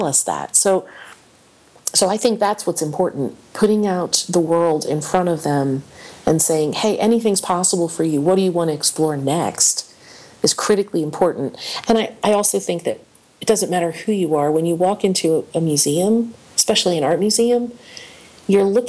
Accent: Delaware Valley, United States; I grew up in the Delaware Valley

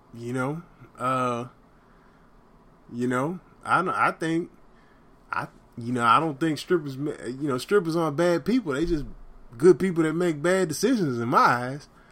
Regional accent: the South, United States; I grew up in the South

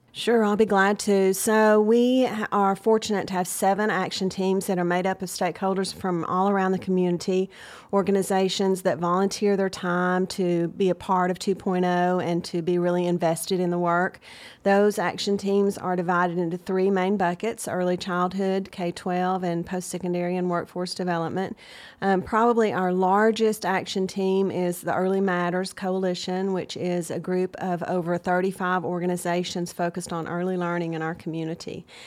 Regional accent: Chattanooga, Tennessee, United States; also born or lived in Nashville; I'm from Chattanooga

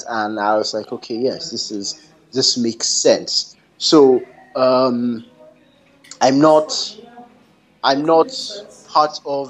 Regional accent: Canada; being Canadian

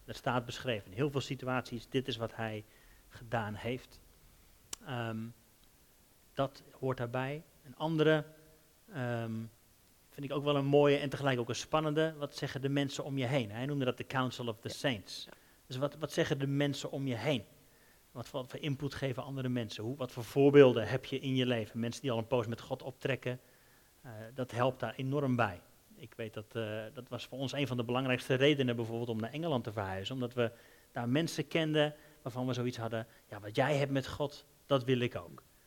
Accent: Netherlands; als Hollanders

